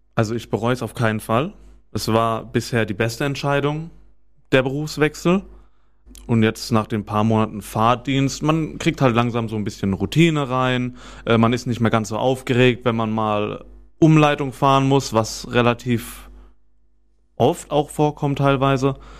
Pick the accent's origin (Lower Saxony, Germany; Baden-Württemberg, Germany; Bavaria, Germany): Baden-Württemberg, Germany; Weinheim; weil es halt für mich die Heimat ist. Ich komme ja aus Weinheim